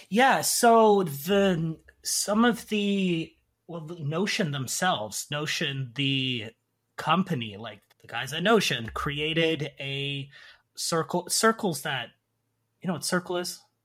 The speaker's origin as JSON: {"language": "English", "country": "Canada", "moved": "as an adult", "lives_now": "South Korea", "said": "I'm originally from Canada."}